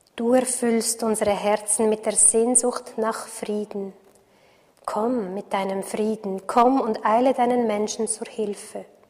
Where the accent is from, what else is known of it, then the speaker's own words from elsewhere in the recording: Switzerland; für mich als Schweizerin